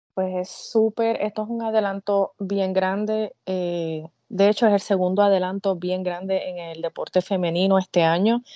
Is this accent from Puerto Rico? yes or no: yes; Puerto Rico; yo soy esa puertorriqueña